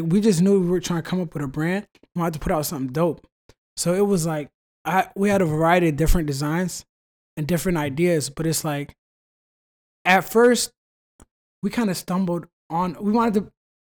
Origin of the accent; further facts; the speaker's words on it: Virginia, United States; Man, with sports, you know we're from Virginia.